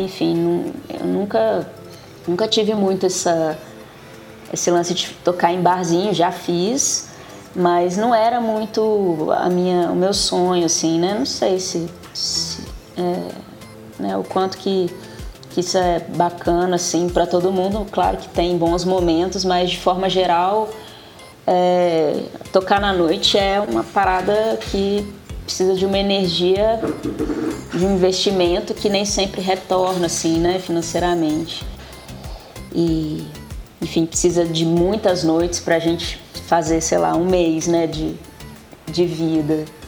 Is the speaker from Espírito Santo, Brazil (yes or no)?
yes; Vitória, Espírito Santo, Brazil; moved away as an adult; now in Belo Horizonte, Brazil; Quando eu saí de Vitória